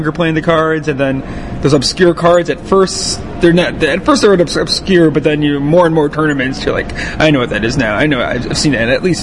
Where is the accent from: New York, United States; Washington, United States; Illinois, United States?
Illinois, United States; Chicago; we're both from the Chicagoland area